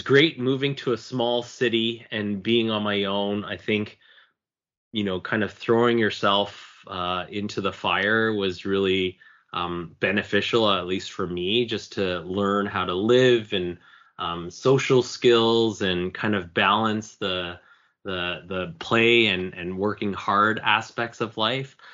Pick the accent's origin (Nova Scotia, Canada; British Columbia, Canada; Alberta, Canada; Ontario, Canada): Ontario, Canada; Markham; also born or lived in Toronto; I was born and raised in Markham, Ontario